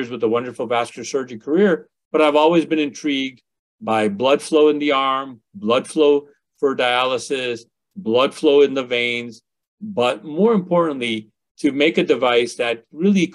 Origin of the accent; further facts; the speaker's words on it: Westchester, Illinois, United States; also born or lived in India; We grew up in the western suburbs of Chicago.